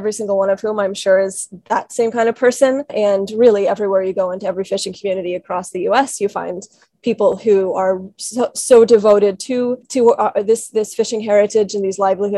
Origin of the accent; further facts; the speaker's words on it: Washington, District of Columbia, United States; moved away as an adult; also born or lived in Chile; I grew up in Washington, D.C.